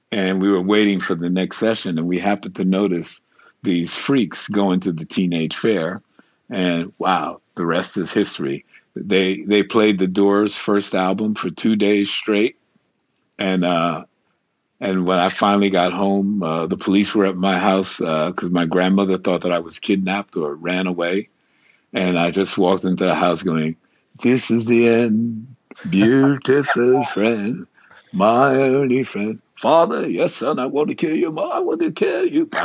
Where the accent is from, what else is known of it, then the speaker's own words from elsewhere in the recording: New York City, New York, United States; So when I, uh, so I'm a New Yorker, and uh, but I'm sort of bi-coastal.